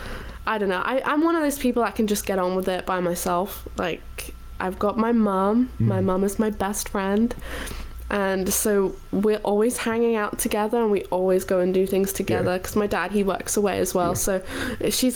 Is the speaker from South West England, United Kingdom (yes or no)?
no; Wales, United Kingdom; also born or lived in South of England; I'm actually from Wales. So all of my family are from Wales, so I never want anyone to say I'm English